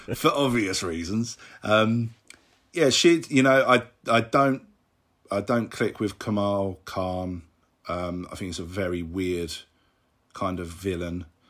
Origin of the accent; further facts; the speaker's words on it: London, United Kingdom; I'm from London in England.